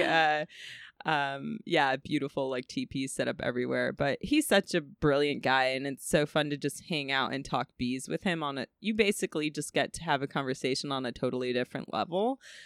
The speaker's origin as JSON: {"language": "English", "region": "California", "country": "United States", "said": "I'm from California"}